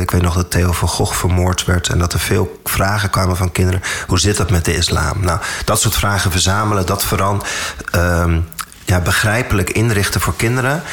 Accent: Amstelveen, North Holland, Netherlands; also born or lived in Saudi Arabia; Daarna ben ik hier, waar wij nu zitten, we zitten in Amstelveen, ben ik op een basisschool terechtgekomen

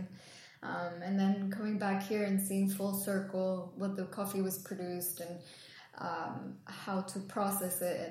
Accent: Guatemala; moved away; also born or lived in London; I grew up in Guatemala, and my family have had a coffee farm for 4 generations

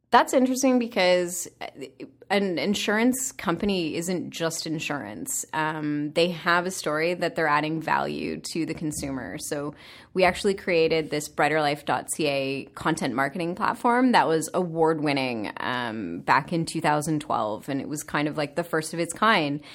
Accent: Sarnia, Ontario, Canada; I'm a small city girl from Sarnia, Ontario.

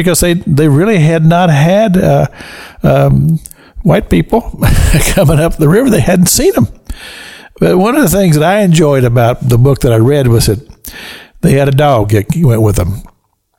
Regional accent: Kentucky, United States; I'm from Kentucky

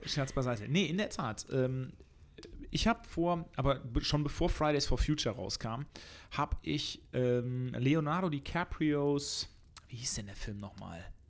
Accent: Germany; wir als Deutsche

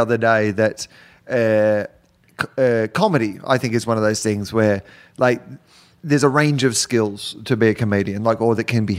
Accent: Australia; moved away as an adult; now in United States; when I grew up in Australia

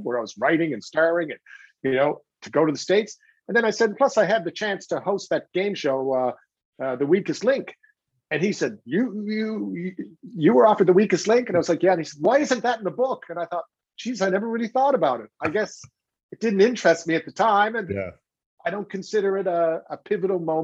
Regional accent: Newfoundland and Labrador, Canada; I was obviously from Newfoundland

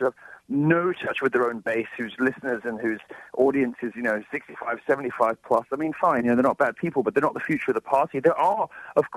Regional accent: United Kingdom; moved away as an adult; now in United States; I never realized as a Brit coming over here

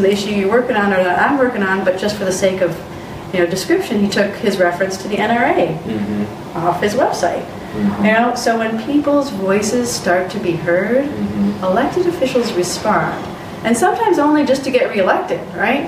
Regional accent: just north of Grand Rapids, Michigan, United States; my hometown where I went to high school is over just north of Grand Rapids

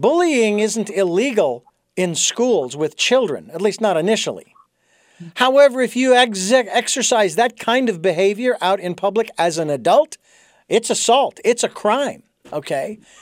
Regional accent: United States; as an American who is familiar with our Constitution

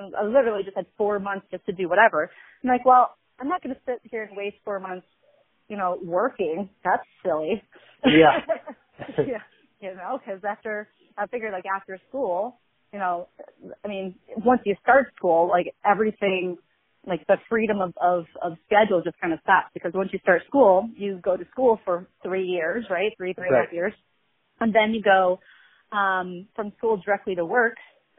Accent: Rockford, Michigan, United States; moved away as an adult; now in San Diego, United States; So I am from a small town called Rockford in Michigan. Okay. I was born and raised there. It's about 30 minutes northeast of Grand Rapids, which is a much larger city.

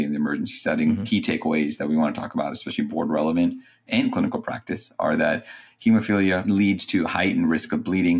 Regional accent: North Carolina, United States; I'm from North Carolina

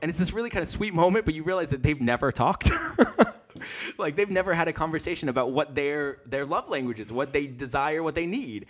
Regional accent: United States; moved away as an adult; now in London, United Kingdom; live, uh, in London, and I'm from America

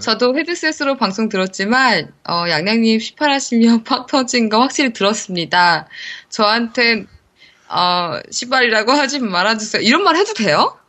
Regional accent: Seoul, South Korea; 제가 사실 서울 사람이라서 제가 이 경상도 사투리를 잘 못하거든요.

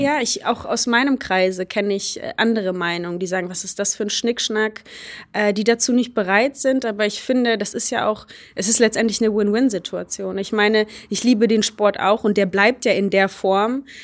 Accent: Germany; first language Polish; German is a second language; meine Eltern kommen aus Polen. Äh, ich bin in Deutschland aufgewachsen

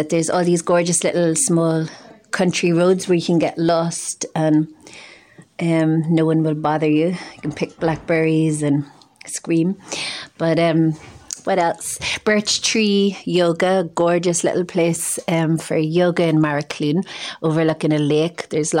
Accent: Donaghmoyne, County Monaghan, Ulster, Ireland; moved away; I'm originally from Dunamine, a small parish in Monaghan, near to Cartmacross, big tidy town winner.

